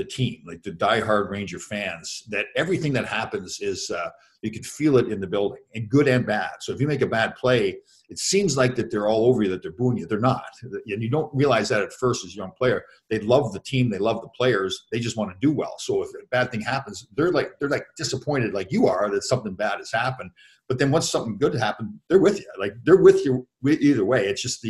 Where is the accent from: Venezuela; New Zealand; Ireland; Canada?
Canada; Toronto, Ontario; Next game was in Toronto the next night, and that was my hometown. So my parents were in the building and everything.